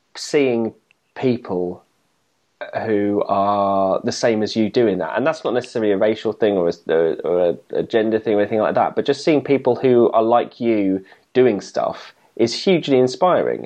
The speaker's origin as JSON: {"language": "English", "region": "England", "country": "United Kingdom", "said": "as an English person"}